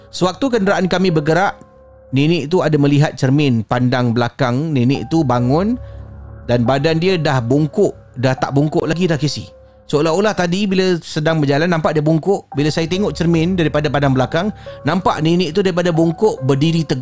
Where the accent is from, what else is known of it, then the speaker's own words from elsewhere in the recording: Penang, Malaysia; Saya berasal dari Pening dan saya pergi ke gunung bersama kawan saya bernama Ijat.